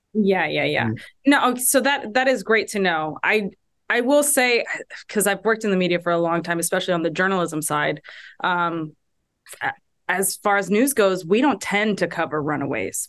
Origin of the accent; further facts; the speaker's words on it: Houston, Texas, United States; my hometown, Houston, Texas